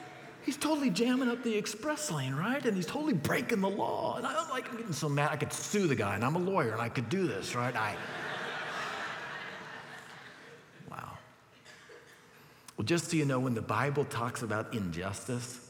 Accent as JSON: {"language": "English", "country": "United States", "said": "as an American"}